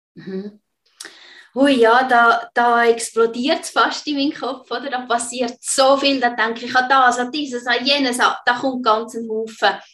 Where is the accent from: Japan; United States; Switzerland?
Switzerland; bei uns in der Schweiz